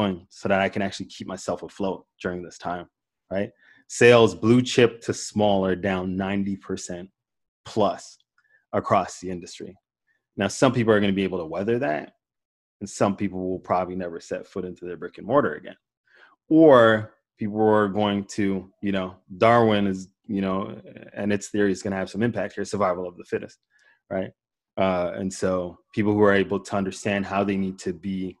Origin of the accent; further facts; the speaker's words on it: Toronto, Ontario, Canada; also born or lived in Jamaica; I grew up in Toronto, Canada. I was born in Jamaica, but I grew up in Toronto.